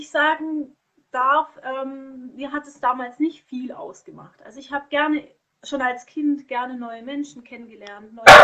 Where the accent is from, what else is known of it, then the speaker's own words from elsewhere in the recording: Konstanz, Baden-Württemberg, Germany; also born or lived in Bad Säckingen; also damals hatte ich woanders gewohnt, an der Schweizer Grenze in, in Bad Säckingen, da ist mein Geburtsort. Und dann sind wir weggezogen nach Konstanz. Und dann haben wir dort eben gelebt.